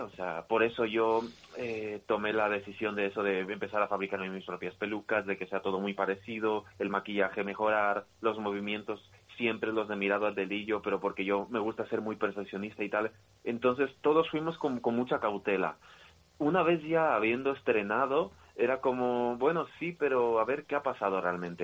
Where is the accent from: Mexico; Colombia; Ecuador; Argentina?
Ecuador; now in Spain; yo vine aquí a España, yo soy de Ecuador